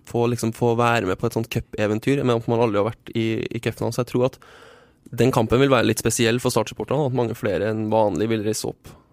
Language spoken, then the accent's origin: Norwegian; Trøndelag, Norway; Som trønder